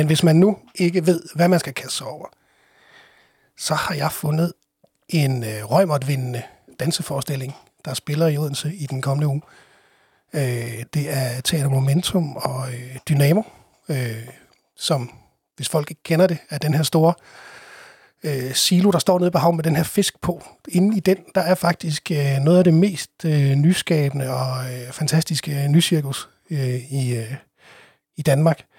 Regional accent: Italy; now in Denmark; Ja, det har jo givet lidt debat, at jeg har fået sagt, at jeg øh, stammer fra Italien.

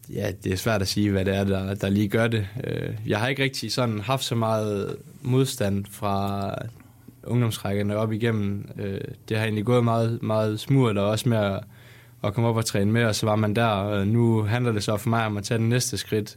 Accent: West Jutlander, Denmark; jeg er jo også vestjyde af sind

